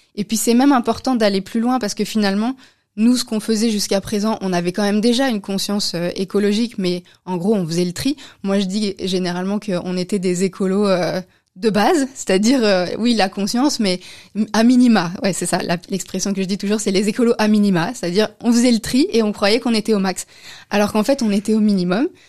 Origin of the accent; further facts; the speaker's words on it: France; moved away as an adult; also born or lived in Austria / Belgium; now in Brussels, Belgium; je suis française, je suis française.